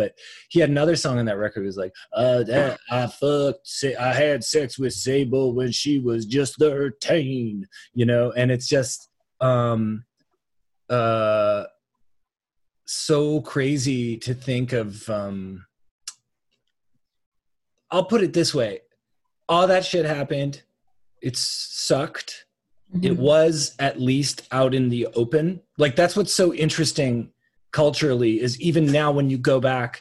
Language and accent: English; Toronto, Ontario, Canada; born or raised there